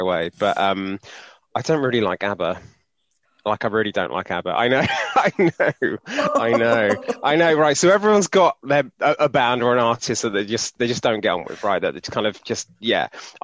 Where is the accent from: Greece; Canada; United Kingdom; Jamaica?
United Kingdom; Cornwall, South West England; moved away; So I was born and raised in Cornwall, and kind of strong Cornish identity.